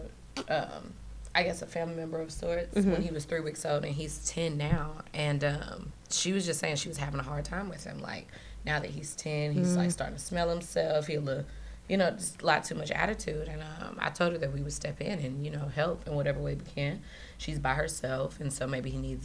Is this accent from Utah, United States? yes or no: no; St. Louis, Missouri, United States; now in Florida, United States; I'm from St. Louis. I grew up in a very strict household